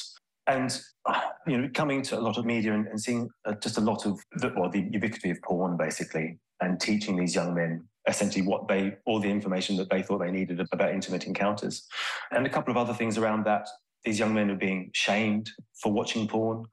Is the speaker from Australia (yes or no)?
yes; Australia; moved away as an adult; now in United Kingdom; I'm Australian. I've lived in the UK now for 23 years